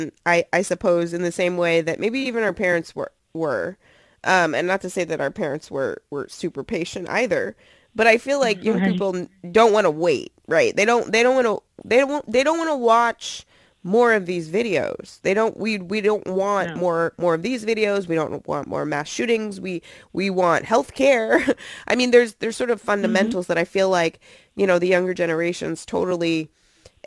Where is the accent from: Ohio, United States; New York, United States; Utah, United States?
New York, United States; New York City; now in Virginia, United States; I'm from Brooklyn